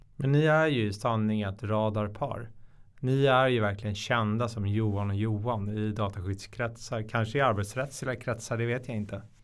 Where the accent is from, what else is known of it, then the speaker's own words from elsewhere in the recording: Stockholm, Stockholm County, Sweden; Jag är från Stockholm. Jag tror det hörs på dialekten